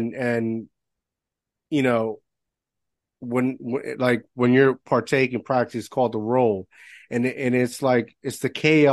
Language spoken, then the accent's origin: English; Puerto Rico; moved away; although I'm American, I grew up in Puerto Rico